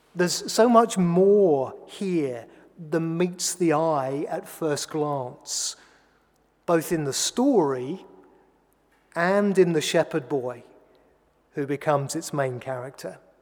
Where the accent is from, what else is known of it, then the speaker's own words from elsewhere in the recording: England, United Kingdom; I'm an Englishman, a button down Englishman